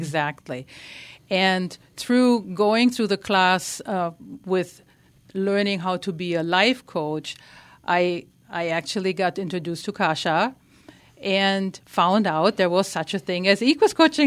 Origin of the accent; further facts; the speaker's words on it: Germany; English is a second language; moved away; I grew up in Germany. You might notice a, a slight tiny accent